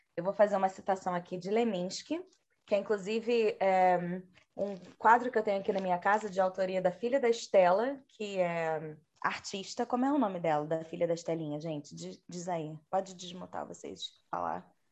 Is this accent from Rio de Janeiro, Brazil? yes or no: yes; Rio de Janeiro, Brazil; eu sou carioca